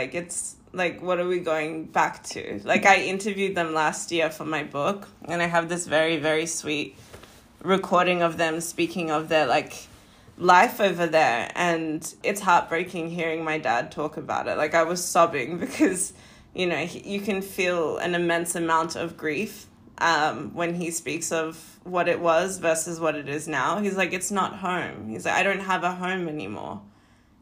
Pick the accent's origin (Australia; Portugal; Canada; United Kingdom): Australia; Perth, Western Australia; now in Los Angeles, United States; I was born in Perth, Western Australia, a small little beach town city.